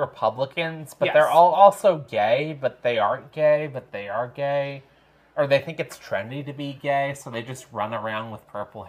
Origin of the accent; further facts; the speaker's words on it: Long Island, New York, United States; now in Madison, United States; where I grew up on Long Island